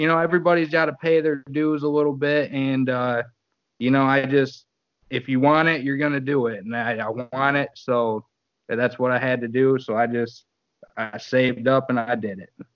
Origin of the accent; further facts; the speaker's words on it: Battle Creek, Michigan, United States; I'm from Battle Creek